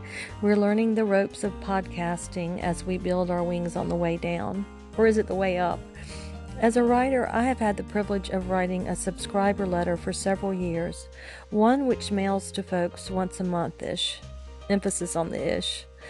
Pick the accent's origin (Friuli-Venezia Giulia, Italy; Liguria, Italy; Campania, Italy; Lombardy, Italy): Liguria, Italy; Genoa; born there; I was born in Genoa, Italy.